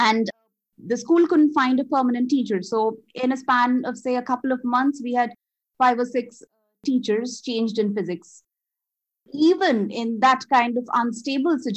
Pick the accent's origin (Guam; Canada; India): India; Kolkata, West Bengal; first language Bengali; English is a second language; moved away as an adult; now in Melbourne, Australia; I was born and brought up in Calcutta or Kolkata, which is in India, eastern zone of India. So my native language is Bengali